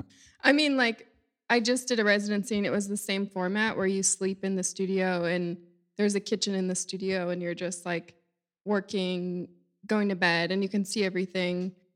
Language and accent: English; Cape Cod, Massachusetts, United States; moved away as an adult; now in New York, United States; I grew up on Cape Cod in Massachusetts.